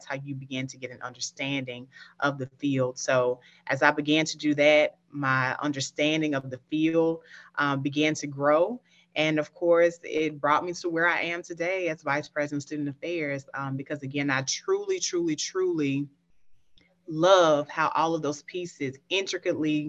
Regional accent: Picayune, Mississippi, United States; I'm originally from Picayune, Mississippi. I always like to shout out Picayune because that's home. That's where my upbringing is

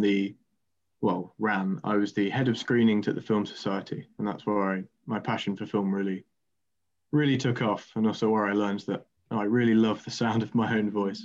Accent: Quarrington, East Midlands, United Kingdom; also born or lived in Canterbury; I'm from Quarrington, which is just outside of Lincoln, um, near Sleaford

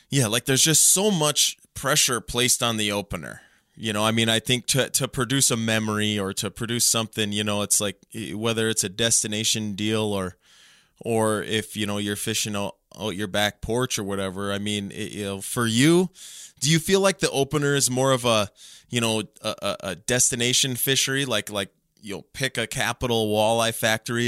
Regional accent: Minnesota, United States; now in North Dakota, United States; I grew up in Minnesota. I've lived in North Dakota now for, more than 10 years

